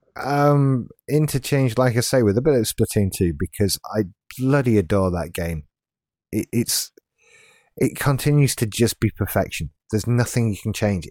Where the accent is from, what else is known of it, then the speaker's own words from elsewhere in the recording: Yorkshire and the Humber, United Kingdom; now in West Yorkshire, United Kingdom; I'm from South Yorkshire